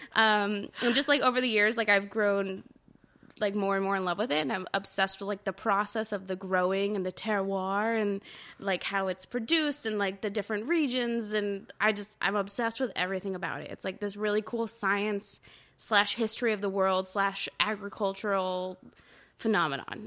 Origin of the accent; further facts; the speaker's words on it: Orange County, Southern California, United States; now in Brooklyn, New York, United States; I'm originally from Southern California, the O C, just south of L